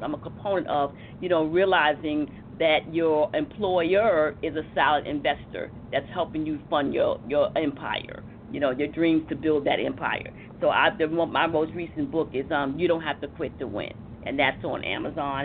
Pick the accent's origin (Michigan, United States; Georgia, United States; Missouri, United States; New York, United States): New York, United States; New York City; I come from Harlem